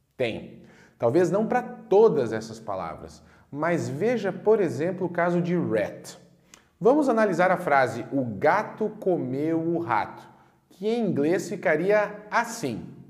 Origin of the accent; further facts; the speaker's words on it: Brazil; nós brasileiros